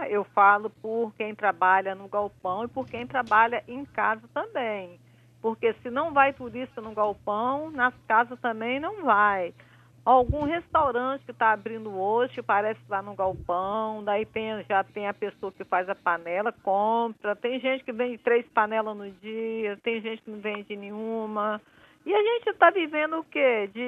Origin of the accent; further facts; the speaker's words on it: Vitória, Espírito Santo, Brazil; Não, sou de Vitória, do Espírito Santo.